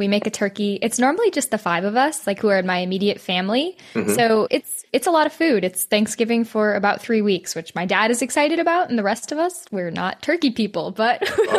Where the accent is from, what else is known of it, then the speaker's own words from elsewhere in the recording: Wisconsin, United States; moved away as an adult; now in Los Angeles, United States; I'm originally from Wisconsin